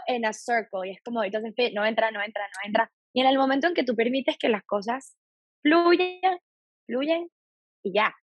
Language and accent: Spanish; Venezuela; moved away as an adult; now in Miami, United States; soy venezolana, vivo en los Estados Unidos desde ya hace